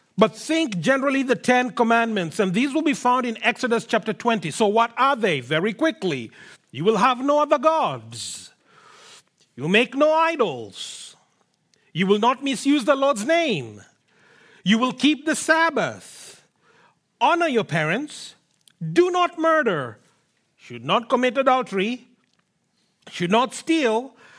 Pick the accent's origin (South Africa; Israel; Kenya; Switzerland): Kenya; now in Canada; I come from Kenya, born and brought up there